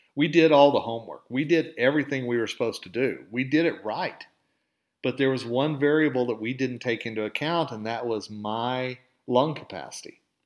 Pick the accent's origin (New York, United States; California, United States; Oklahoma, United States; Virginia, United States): Oklahoma, United States; accent: southern drawl; moved away as an adult; now in Colorado, United States; I'm originally from Oklahoma. Okay, and you can probably hear a little bit of the southern drawl in my voice every once in a while, and I do say y'all.